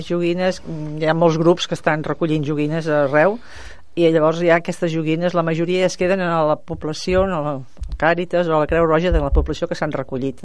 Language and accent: Catalan; Mataró, Catalonia, Spain; jo soc de Mataró